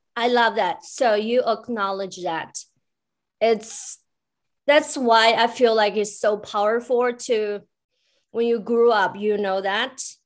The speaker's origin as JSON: {"language": "English", "country": "China", "tie": "born or raised there", "said": "I grew up in China"}